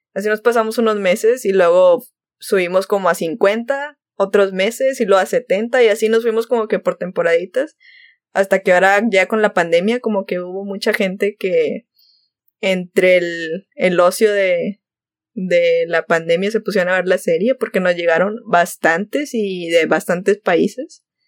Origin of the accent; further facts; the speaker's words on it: Monterrey, Nuevo León, Mexico; Soy de Monterrey.